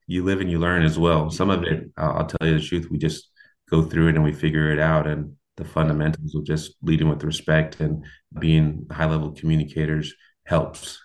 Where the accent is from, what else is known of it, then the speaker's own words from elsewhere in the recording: Portland, Oregon, United States; moved away as an adult; also born or lived in New York; now in Cincinnati, United States; I was born in New York, raised in Portland, Oregon with my mother